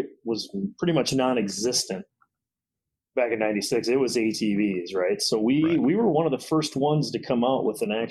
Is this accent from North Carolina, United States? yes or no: no; Janesville, Wisconsin, United States; born and raised in Janesville my whole life